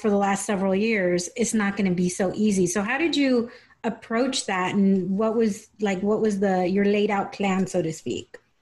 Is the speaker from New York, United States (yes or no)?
no; San Diego, California, United States; I grew up in San Diego. I grew, this is where I was born